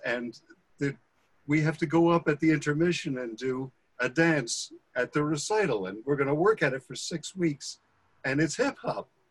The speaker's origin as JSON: {"language": "English", "town": "Bergenfield", "region": "New Jersey", "country": "United States", "tie": "born or raised there", "said": "I grew up in Bergenfield"}